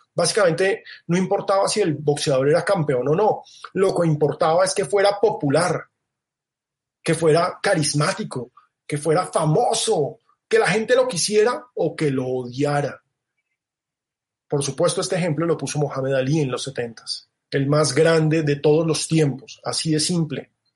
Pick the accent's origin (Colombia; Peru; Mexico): Colombia